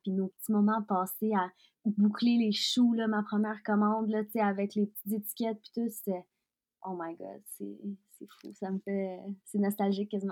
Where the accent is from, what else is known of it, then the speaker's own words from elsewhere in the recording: Quebec, Canada; also born or lived in Russia; je suis maintenant, je suis québécoise, je suis canadienne, je suis russe aussi